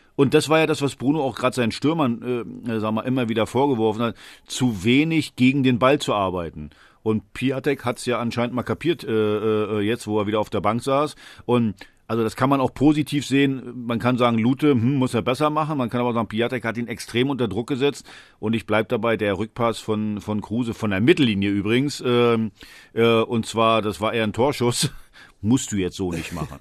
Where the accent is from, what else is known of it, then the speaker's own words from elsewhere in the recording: Western Pomerania, Mecklenburg-Vorpommern, Germany; moved away; Ich komme nicht aus Mecklenburg, ich komme aus Vorpommern